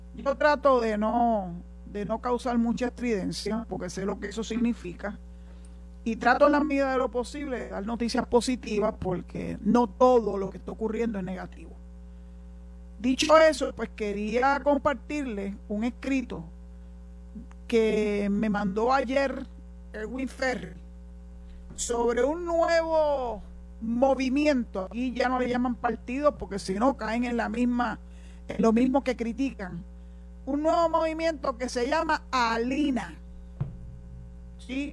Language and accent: Spanish; Puerto Rico; los puertorriqueños nos expresamos mejor en español